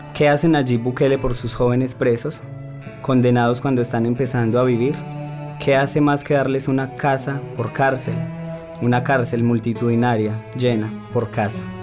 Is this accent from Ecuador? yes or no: no; Colombia; yo efectivamente soy de Colombia, soy una marica colombiana